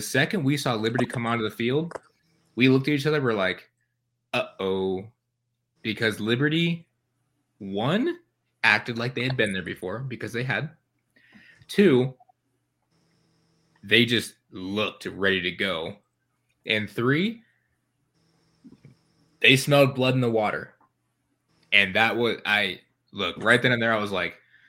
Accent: Michigan, United States; I'm from Michigan

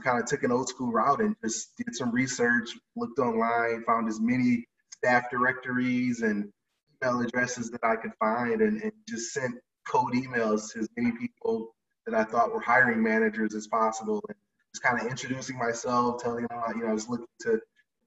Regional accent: Detroit, Michigan, United States; moved away as an adult; also born or lived in Atlanta; my hometown team, Detroit Pistons

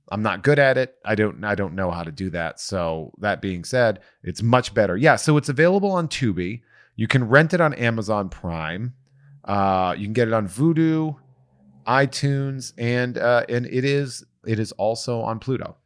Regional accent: Charlton, Massachusetts, United States; I grew up in Charlton, Mass

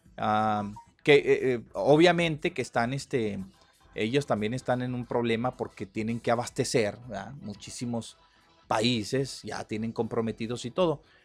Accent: Mexico; somos los mexicanos

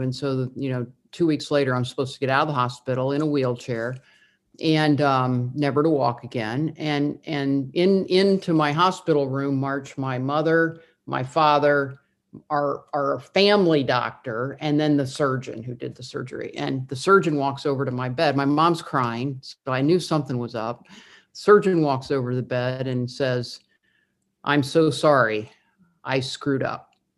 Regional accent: Indiana, United States; I grew up in the Midwest, I grew up in Indiana

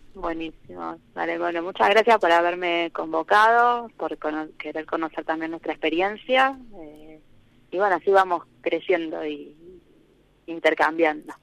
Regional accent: Buenos Aires, Argentina; moved away as an adult; now in Maquinchao, Argentina; yo soy de Buenos Aires

